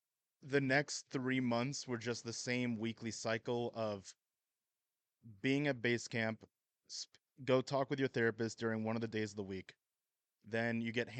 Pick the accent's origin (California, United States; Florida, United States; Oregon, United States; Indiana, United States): California, United States; now in Idaho, United States; Originally from California, moved around a bit, and then settled down here around 2020.